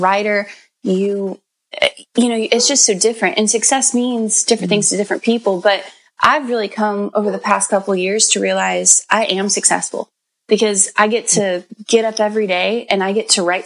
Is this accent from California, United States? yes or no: yes; Bakersfield, California, United States; I come from a farm town out in Central California called Bakersfield